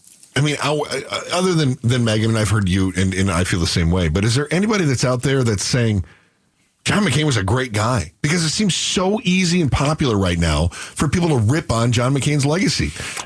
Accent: Great Lakes, United States; now in Arizona, United States; the Great Lakes, where I'm originally from.

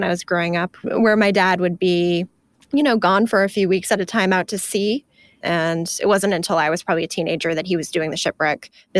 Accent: Maine, United States; I grew up here in Maine. I was born in Maine.

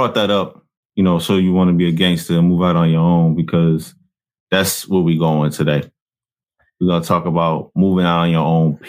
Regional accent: New Jersey, United States; For a lot of us growing up in New Jersey, this is where it gets crazy, bro.

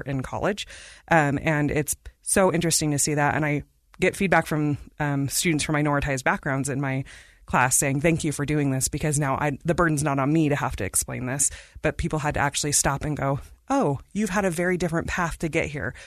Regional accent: India; moved away; I am from India.

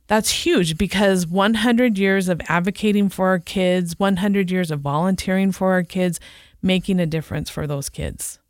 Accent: San Diego, California, United States; moved away as an adult; now in Utah, United States; I grew up in San Diego, California

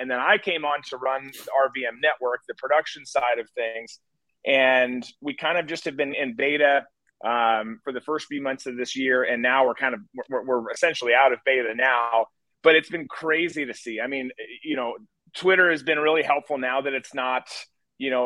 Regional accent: Rochester, Minnesota, United States; moved away; I grew up in Rochester

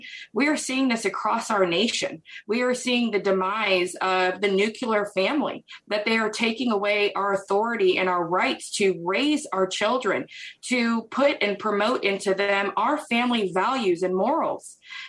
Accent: United States; they see it from the lens that we were raised with in America

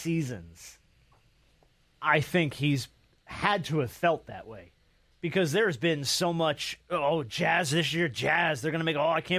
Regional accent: New Jersey, United States; I grew up in New Jersey.

